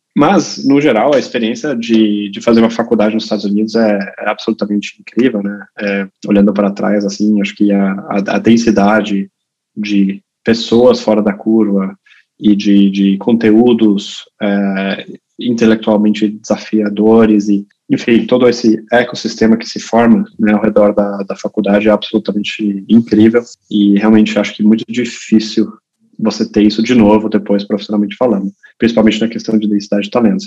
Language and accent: Portuguese; Brazil; moved away; also born or lived in Germany; eu originalmente sou alemão, né? Eu cresci no Brasil, mas sou alemão